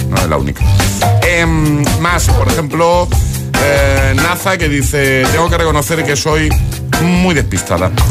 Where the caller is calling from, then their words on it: Móstoles, Community of Madrid, Spain; soy … de Móstoles y tengo que reconocer que no tengo otra emisora grabada que no sea GTFM.